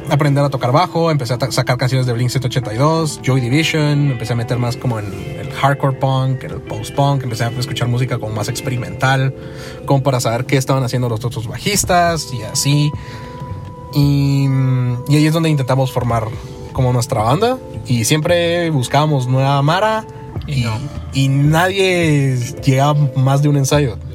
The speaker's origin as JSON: {"language": "Spanish", "region": "Quetzaltenango", "country": "Guatemala", "moved": "as an adult", "said": "tengo 24 años y me fui de aquí de Shella porque, porque tenía que trabajar en un call center."}